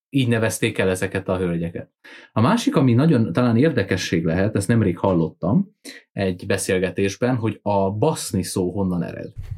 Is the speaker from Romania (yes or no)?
yes; Transylvania, Romania; erdély magyarként